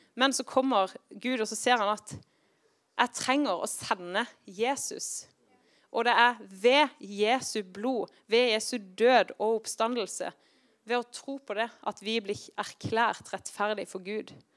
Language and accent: Norwegian; Kristiansand, Agder, Norway; now in Tromsø, Norway; Når jeg vokste opp i Kristiansand